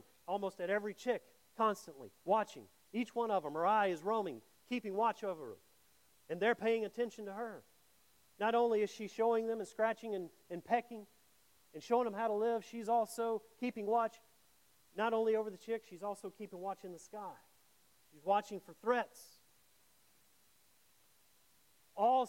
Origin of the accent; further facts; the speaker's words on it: Mississippi, United States; I grew up in Mississippi